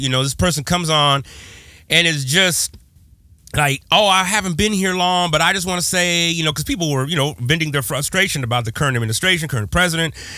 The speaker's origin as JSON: {"language": "English", "region": "West Coast", "country": "United States", "said": "I'm from the West Coast"}